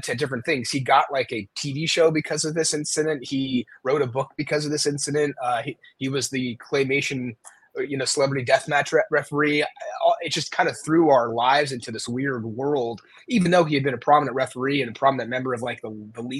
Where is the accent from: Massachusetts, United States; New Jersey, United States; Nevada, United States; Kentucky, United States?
Nevada, United States; Reno; my hometown, Reno, Nevada